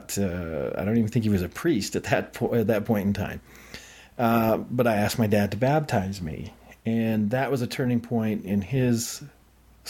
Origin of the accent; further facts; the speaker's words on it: Idaho, United States; also born or lived in Utah; I grew up in Idaho